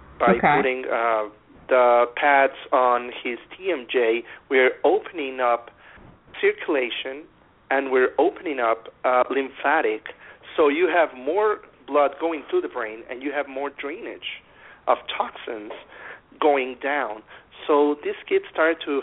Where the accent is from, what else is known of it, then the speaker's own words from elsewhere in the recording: near Monterrey, Nuevo León, Mexico; I am a certified dentist in Mexico. It's in my hometown. It's near Monterrey, Mexico, in the northern part of it.